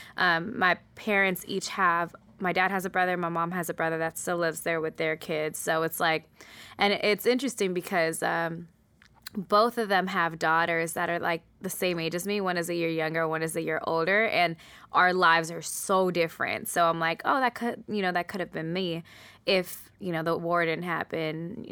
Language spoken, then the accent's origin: English; United States; I'm American with foreign parents, so even though I'm Eritrean, I'm very American, and I've always lived between these two cultures